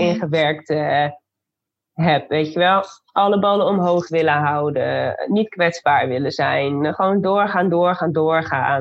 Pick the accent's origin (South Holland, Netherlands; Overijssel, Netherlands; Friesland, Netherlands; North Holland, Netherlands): Overijssel, Netherlands; Zwolle; also born or lived in Arnhem; ik heb in mijn vierde tot achtste levensjaar heb ik in Arnhem gewoond. Wij komen uit Zwolle.